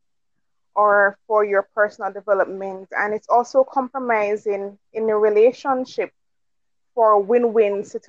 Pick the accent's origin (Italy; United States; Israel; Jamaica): Jamaica; I'm from Jamaica, local girl.